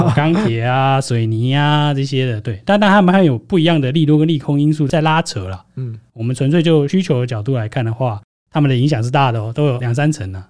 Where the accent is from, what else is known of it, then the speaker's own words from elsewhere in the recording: Taiwan; 我们台湾人